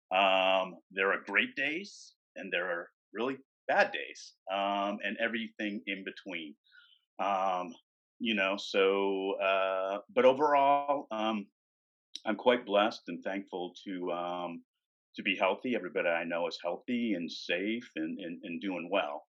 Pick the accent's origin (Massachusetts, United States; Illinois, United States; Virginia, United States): Massachusetts, United States; right outside of Boston; moved away; I'm from the East Coast, right outside of Boston